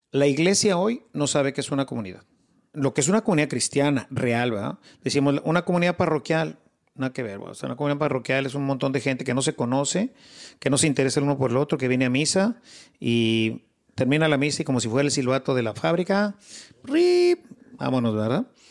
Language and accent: Spanish; Monterrey, Nuevo León, Mexico; also born or lived in Mexico City; nací en la Ciudad de México, pero siendo pues muy pequeño me, se vino mi familia para acá. Aquí hice todos mis estudios